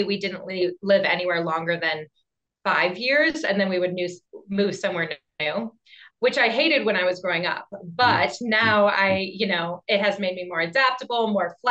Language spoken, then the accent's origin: English; Maine, United States; moved away as an adult; also born or lived in Boston; now in Colorado, United States; I grew up in Maine